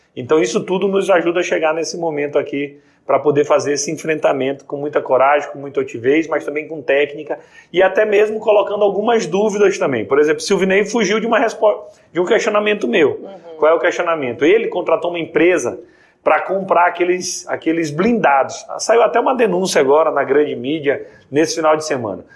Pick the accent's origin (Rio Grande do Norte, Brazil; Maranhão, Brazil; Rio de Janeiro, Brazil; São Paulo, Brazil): Maranhão, Brazil; Eu sou do Maranhão